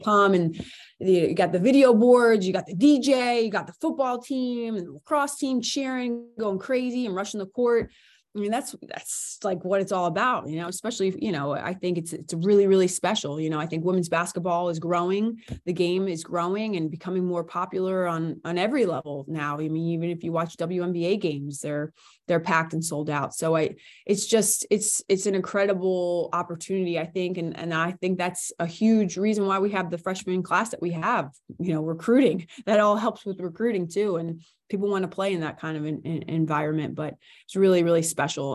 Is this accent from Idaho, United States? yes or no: no; New York, United States; moved away as an adult; also born or lived in New Hampshire; now in Sutton, United States; I grew up in New York, went to Catholic school